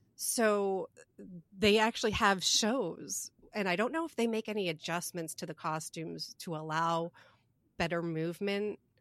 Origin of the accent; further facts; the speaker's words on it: New Jersey, United States; moved away; I was from East Jersey